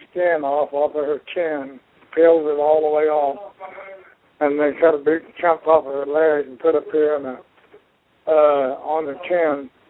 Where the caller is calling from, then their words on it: Rogers, Arkansas, United States; calling Rogers, from. Arkansas.